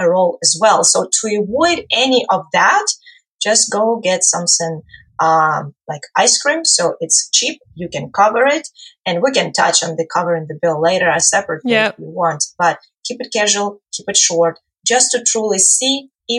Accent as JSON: {"language": "English", "country": "Ukraine", "moved": "yes", "said": "I come from Ukraine originally"}